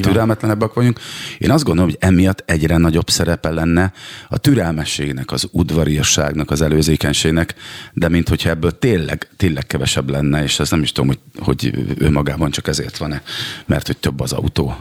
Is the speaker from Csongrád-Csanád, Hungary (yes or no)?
yes; Szeged, Csongrád-Csanád, Hungary; én Szegeden nőttem fel